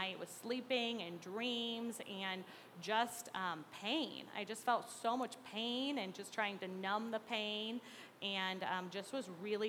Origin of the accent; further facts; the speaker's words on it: Mahomet, Illinois, United States; I grew up in Mahomet